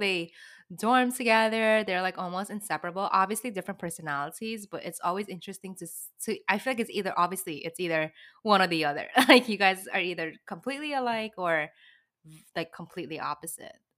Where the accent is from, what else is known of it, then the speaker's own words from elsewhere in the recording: New York City, New York, United States; also born or lived in Brooklyn; I grew up in the city